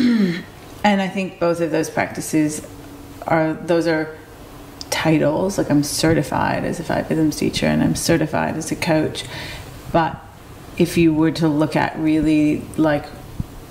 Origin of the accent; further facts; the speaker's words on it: Detroit, Michigan, United States; moved away; also born or lived in South America; I was born and raised in Detroit, Michigan, USA